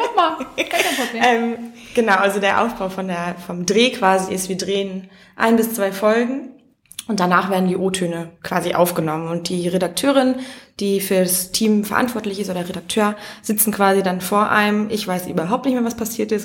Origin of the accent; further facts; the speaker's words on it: Mecklenburg-Vorpommern, Germany; ich komme aus einem kleinen Dorf in Mecklenburg